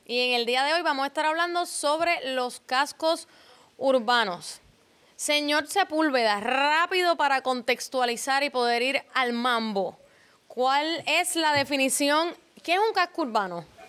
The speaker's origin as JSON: {"language": "Spanish", "town": "San Juan", "country": "Puerto Rico", "tie": "born or raised there", "said": "Yo soy nacida y criada en Río Piedra."}